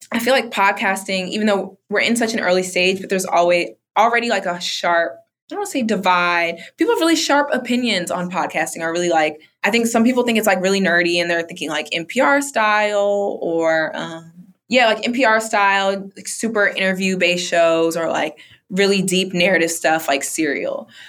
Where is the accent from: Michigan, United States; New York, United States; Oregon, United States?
New York, United States; Bronx; Like, we're both black women, or we're both from the Bronx.